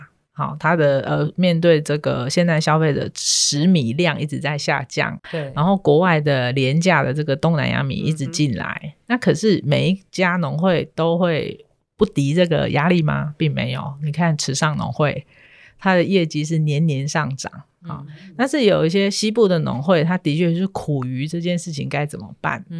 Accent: Hsinchu, Hsinchu City, Taiwan; 以我这个一个水泥丛人都市长大的小孩，我在新竹市区长大

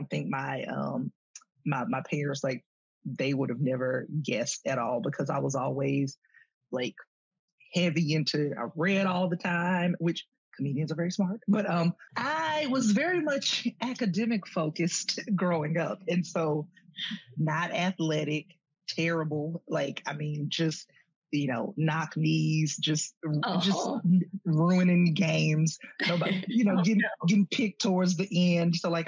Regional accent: Columbus, Georgia, United States; moved away; also born or lived in Athens, Georgia; I was born in Columbus, Georgia. So, you know, that's my, hometown. I was born what was then called the Medical Center.

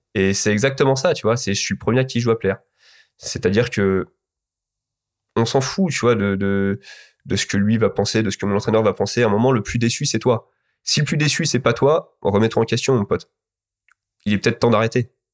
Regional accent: Alfortville, Île-de-France, France; also born or lived in Rosny-sous-Bois; je me suis entraîné quand j'étais petit à Alfortville

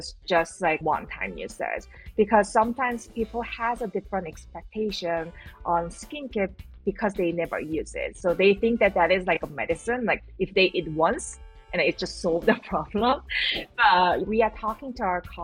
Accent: South Korea; moved away; I grew up in South Korea

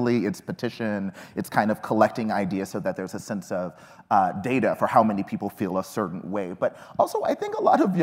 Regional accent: Texas, United States; I grew up in Texas. So George W. Bush was my governor when I was coming through school

